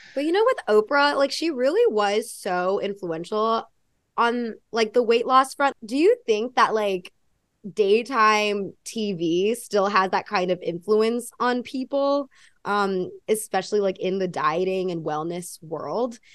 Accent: United States; accent: American; also born or lived in Australia; now in New York, United States; I grew up in a very white community too

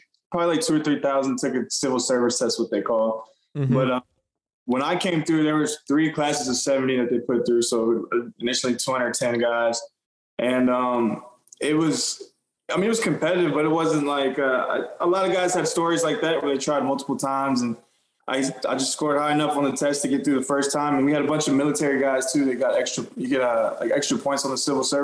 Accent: Austin, Texas, United States; now in Houston, United States; I grew up in Austin

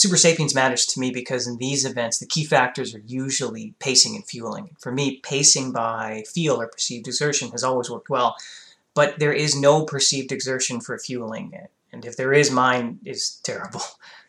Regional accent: Canada; I'm Canadian.

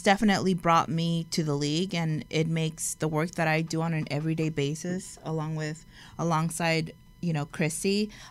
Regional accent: Compton, California, United States; being born and raised in Compton

